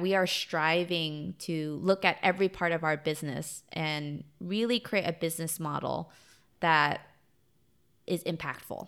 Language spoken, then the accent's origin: English; United States; I'm Vietnamese American